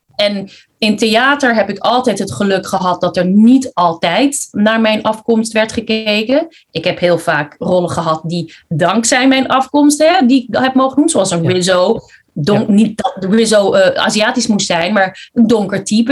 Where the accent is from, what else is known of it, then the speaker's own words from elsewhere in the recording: Netherlands; also born or lived in Philippines; ik kom zelf uit de Filipijnen. Alleen ik kwam hier toen ik vier jaar was. Dus ik ben heel Hollands